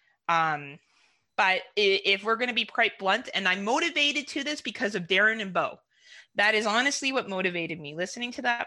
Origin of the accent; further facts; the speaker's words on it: Canada; being a Canadian